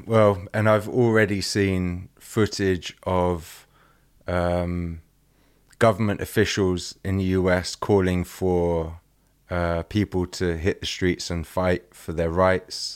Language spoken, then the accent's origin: English; England, United Kingdom; I'm English.